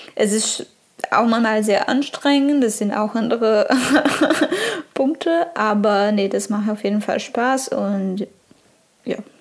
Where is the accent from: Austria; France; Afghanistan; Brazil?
Brazil; German is a second language; moved away